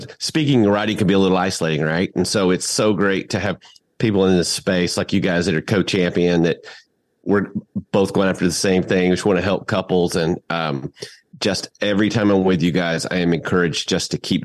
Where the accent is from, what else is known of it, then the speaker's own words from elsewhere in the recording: the South, United States; accent: Southern; My Southern accent